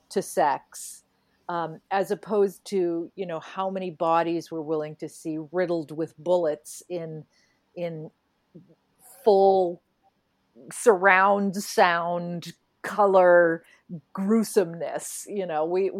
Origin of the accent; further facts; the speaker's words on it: New England, United States; I grew up in New England